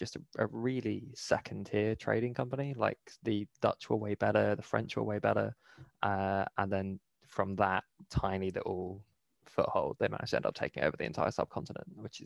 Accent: Bristol, South West England, United Kingdom; I'm from Bristol.

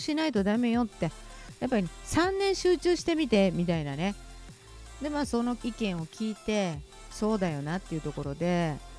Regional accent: Kansai, Japan; 純粋な関西人です

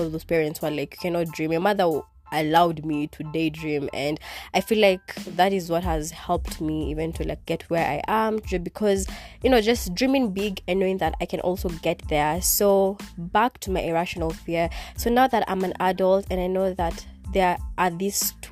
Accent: Kenya; first language Kikuyu; English is a second language; in my language, because Swahili is not my first language, but in my other language, which is Kikuyu

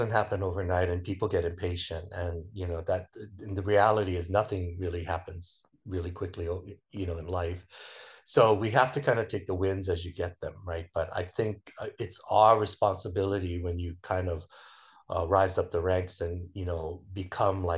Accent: United States; I have five generations in my family, you know, where you're basically born and raised in America, so you speak English

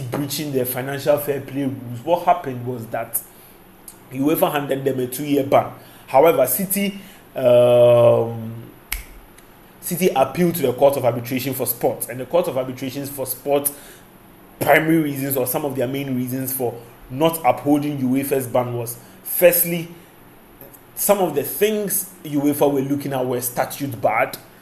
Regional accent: Ghana; as a Ghanaian

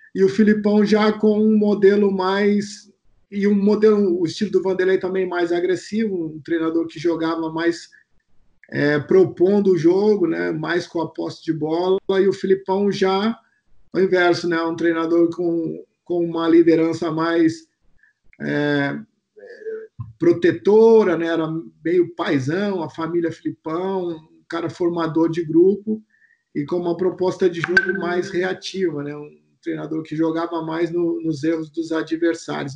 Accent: São Paulo, Brazil; eu sou natural daqui de São Paulo, né? Da Zona Sul

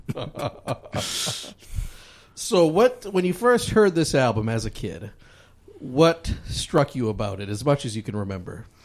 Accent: Michigan, United States; We're both from in Michigan

